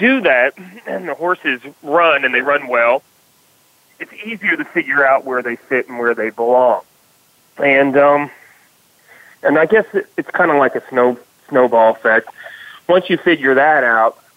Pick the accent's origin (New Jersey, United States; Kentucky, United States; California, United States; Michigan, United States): Kentucky, United States; Louisville; I'm from Kentucky. I was born and raised in Louisville